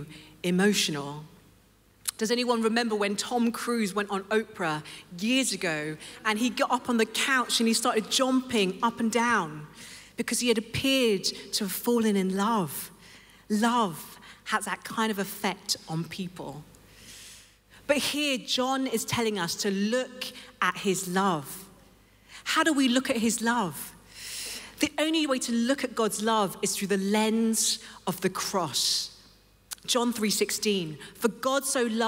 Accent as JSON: {"language": "English", "region": "London", "country": "United Kingdom", "tie": "born or raised there", "said": "I grew up in London, and I was raised in a Christian home"}